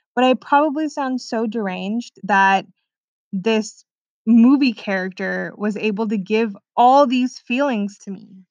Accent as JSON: {"language": "English", "area": "Orange County", "region": "California", "country": "United States", "also_born_or_lived": "Sweden", "said": "I'm 24 from Orange County, California"}